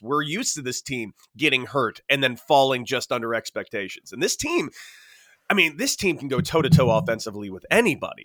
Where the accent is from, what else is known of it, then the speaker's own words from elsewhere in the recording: Southern California, United States; Growing up in Southern California